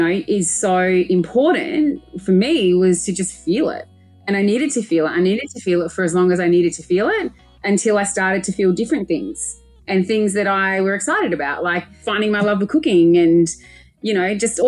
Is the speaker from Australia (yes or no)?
yes; Adelaide, South Australia, Australia; also born or lived in Melbourne; I moved from Melbourne. I had my dream corporate job in Melbourne. And within 3 months, I'd quit, moved back to Adelaide, moved back home to look after my mum and my little brother